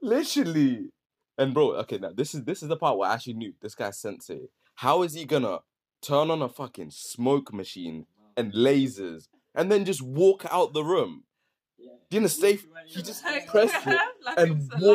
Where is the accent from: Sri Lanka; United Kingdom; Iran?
United Kingdom; Slough, South East England; moved away; also born or lived in Leicester; I'm from, like, I was born in Slough